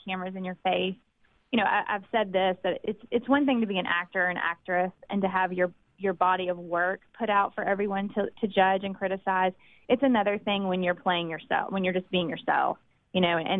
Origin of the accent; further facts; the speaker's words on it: Clinton, Mississippi, United States; growing up in Clinton and growing up in an educated family